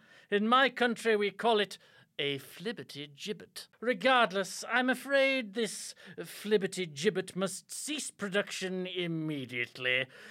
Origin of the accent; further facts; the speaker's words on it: United Kingdom; I'm British. It's physically attached to my hand.